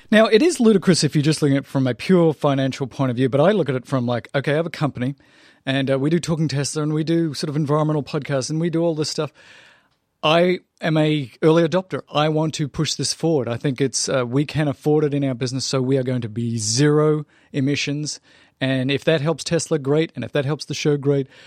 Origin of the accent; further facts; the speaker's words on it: Australia; moved away; I grew up in Australia